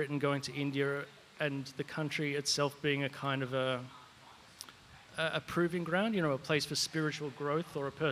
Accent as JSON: {"language": "English", "country": "Australia", "said": "me being an Australian"}